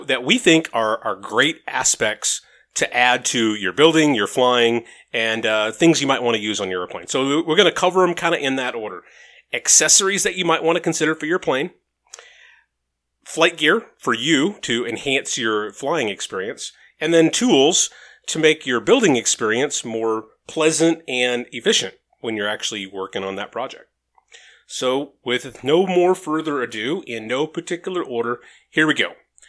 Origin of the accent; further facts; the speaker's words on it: Las Vegas, Nevada, United States; I'm from Vegas.